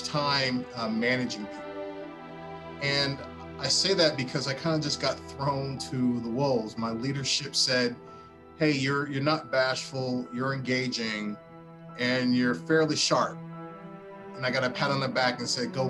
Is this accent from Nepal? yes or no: no; Massachusetts, United States; moved away; from my home state of Massachusetts